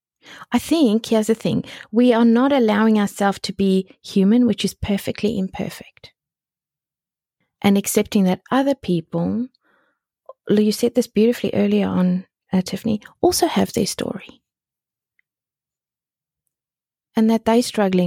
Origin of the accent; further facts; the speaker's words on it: South Africa; It was in the middle of the country of South Africa. It wasn't Texas, but it was like in the middle of the country, right? And we spoke Afrikaans there, even though I went to an English school. So I grew up fully bilingual